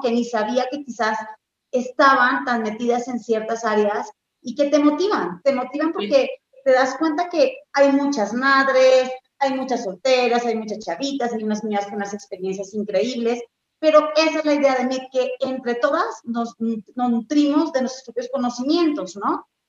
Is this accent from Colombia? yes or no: yes; Colombia; now in Mexico; yo nací en Colombia, pero llevo ya más de 21 años, no digo más porque me van a calcular la edad en, México.